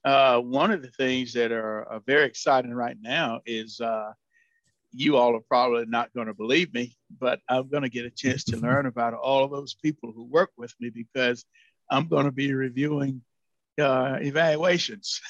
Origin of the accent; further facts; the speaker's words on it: North Carolina, United States; moved away as an adult; now in Illinois, United States; an extension position came available near my hometown next door